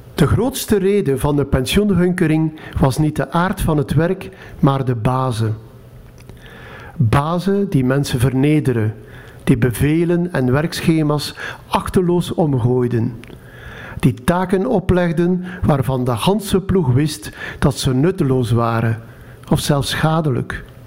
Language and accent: Dutch; Jabbeke, Flanders, Belgium; moved away; Tien jaar geleden ging ik nog eens terug naar mijn geboortedorp, Zerkegem. Nu Jabeke.